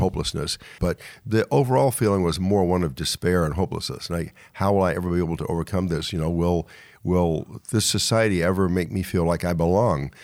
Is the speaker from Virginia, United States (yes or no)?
yes; Charles City County, Virginia, United States; moved away as an adult; also born or lived in Baltimore / New York; I was born and raised in Virginia